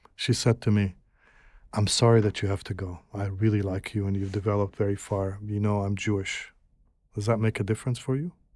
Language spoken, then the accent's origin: English; Alexandria, Alexandria Governorate, Egypt; moved away; also born or lived in Gaza; I grew up in Alexandria